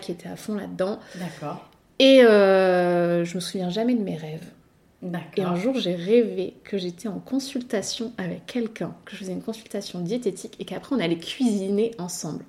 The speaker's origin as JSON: {"language": "French", "town": "Nice", "region": "Provence-Alpes-Côte d'Azur", "country": "France", "tie": "born or raised there", "also_born_or_lived": "Paris"}